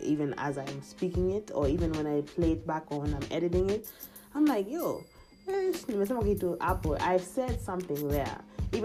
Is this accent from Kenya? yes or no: yes; Kenya; moved away; my fellow Kenyan podcasters